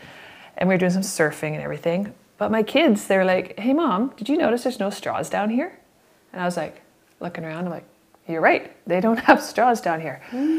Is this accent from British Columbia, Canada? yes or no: yes; Victoria, British Columbia, Canada; I'm from Victoria, British Columbia. I'm a mom.